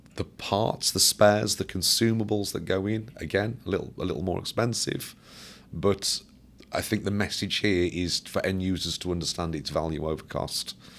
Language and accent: English; Birmingham, West Midlands, United Kingdom; I worked for Caterpillar, um, um, close to my hometown